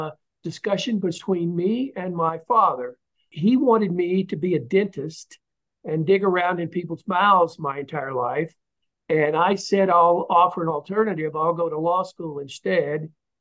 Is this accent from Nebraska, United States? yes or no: no; Tennessee, United States; moved away as an adult; also born or lived in Muskogee, Oklahoma; now in Florida, United States; I was born in Muskogee, Oklahoma, so I am a true …. And we moved soon thereafter to Tennessee, so I got most of my education in the state of Tennessee. And I moved to Florida after I passed the Florida bar in 1983